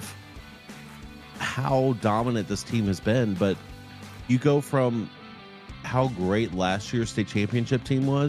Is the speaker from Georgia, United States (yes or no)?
yes; Carrollton, Georgia, United States; growing up in Carrollton and being in Central